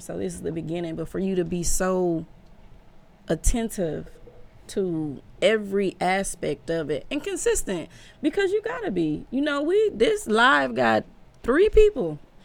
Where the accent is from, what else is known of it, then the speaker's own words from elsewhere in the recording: Omaha, Nebraska, United States; I'm from Omaha, Nebraska